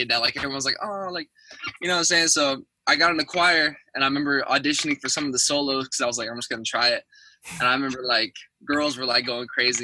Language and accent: English; Orange County, California, United States; I'm originally from Orange County, California